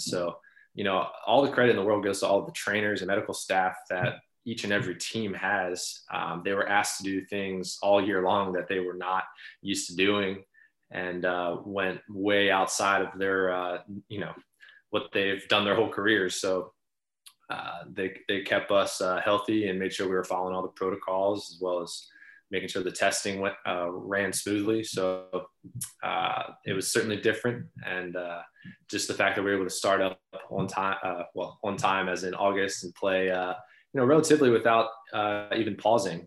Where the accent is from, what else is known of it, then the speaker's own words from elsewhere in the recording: Baltimore, Maryland, United States; growing up uh, in Baltimore